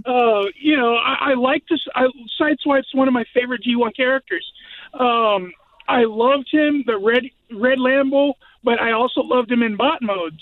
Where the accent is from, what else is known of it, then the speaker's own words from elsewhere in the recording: San Antonio, Texas, United States; moved away as an adult; now in Graham, United States; I grew up in San Antonio, Texas